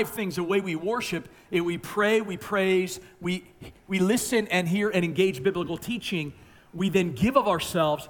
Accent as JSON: {"language": "English", "region": "Maryland", "country": "United States", "said": "I'm from Maryland"}